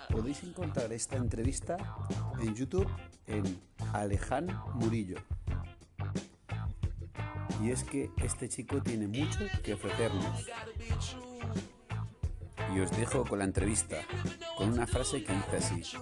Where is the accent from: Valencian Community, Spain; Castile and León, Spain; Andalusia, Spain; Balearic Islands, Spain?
Valencian Community, Spain; Vila-real; Soy de Villarreal, un pueblecito de Castellón, eh, y nada, soy una persona que se ha hecho a sí misma